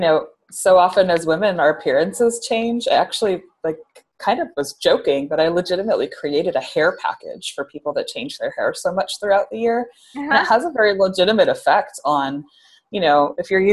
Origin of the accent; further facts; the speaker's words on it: Seattle, Washington, United States; also born or lived in Santa Barbara; now in New York City, United States; I'm from Seattle, Washington